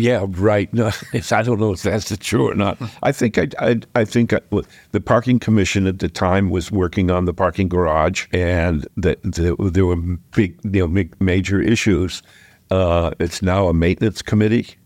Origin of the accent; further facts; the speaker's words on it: Exeter, New Hampshire, United States; now in Dover, United States; I grew up in Exeter and went to private school